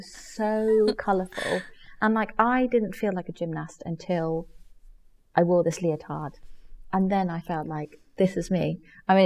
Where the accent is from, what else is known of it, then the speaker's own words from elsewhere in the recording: Germany; now in England; I grew up in Germany, you don't wear school uniform